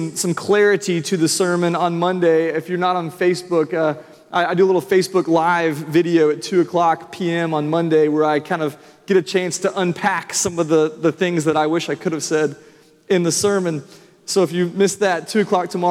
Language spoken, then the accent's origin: English; Franklin, Tennessee, United States; now in Nashville, United States; I grew up in Franklin